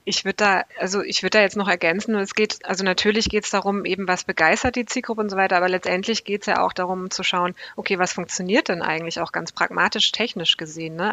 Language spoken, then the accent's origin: German; Black Forest, Baden-Württemberg, Germany; im tiefsten Schwarzwald, wo ich aufgewachsen bin